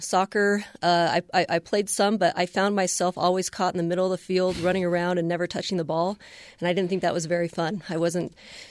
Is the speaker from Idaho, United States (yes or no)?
yes; Boise, Idaho, United States; also born or lived in Cincinnati, Ohio / Boston, Massachusetts; back to Boston, and then moved to Boise when I was still just very young. So Boise is the only place that I know.